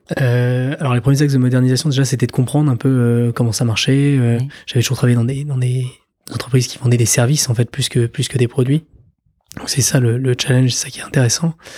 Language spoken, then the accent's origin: French; Paris, Île-de-France, France; moved away as an adult; also born or lived in New York; now in Normandy, France; j'ai grandi à Paris, euh, été à l'école à Paris, passé mon bac à Paris